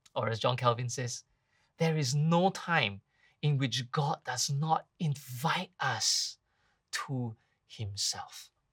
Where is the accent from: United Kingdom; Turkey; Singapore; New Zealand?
Singapore; now in Malaysia; I come from Singapore